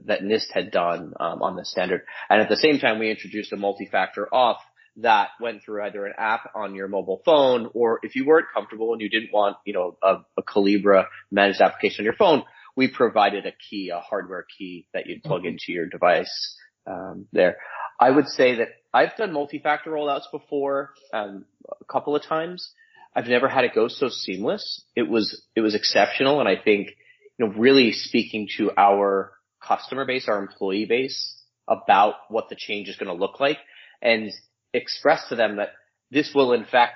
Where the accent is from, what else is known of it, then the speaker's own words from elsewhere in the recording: United States; also born or lived in New Jersey; now in Connecticut, United States; I'm a transplant. My wife's from here. I'm from New York, New Jersey.